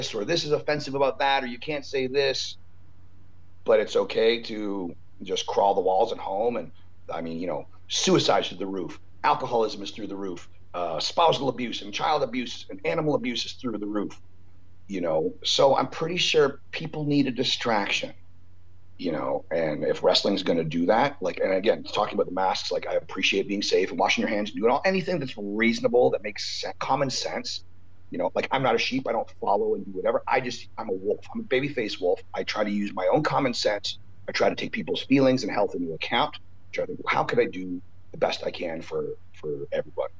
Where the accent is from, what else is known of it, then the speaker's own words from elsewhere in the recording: Canada; now in United States; as a Canadian with a proper green card to live in the States, where I love it here